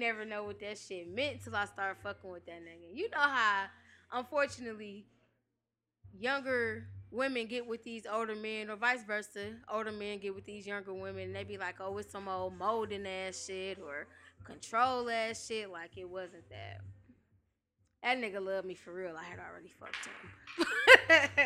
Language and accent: English; Detroit, Michigan, United States; I grew up in Detroit